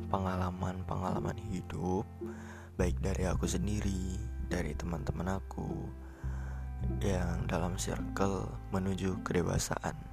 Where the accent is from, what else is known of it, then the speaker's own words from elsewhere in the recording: Aceh, Indonesia; aku di sini asalnya dari Aceh, merupakan mahasiswa semester 2 dari salah satu PTN yang ada di Aceh.